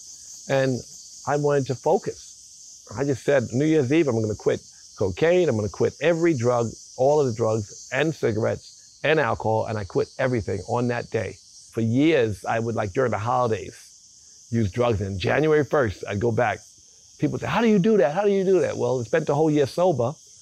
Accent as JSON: {"language": "English", "town": "New York City", "region": "New York", "country": "United States", "tie": "born or raised there", "moved": "as an adult", "lives_now": "Bali, Indonesia", "said": "we grew up in South Jamaica, Queens, which, you know, was, many years ago, we had a lot of woods"}